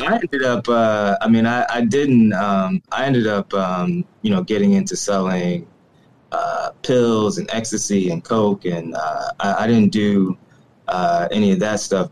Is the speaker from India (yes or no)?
no; Ferguson, Missouri, United States; I'm originally from the Ferguson, Missouri area of uh, North St. Louis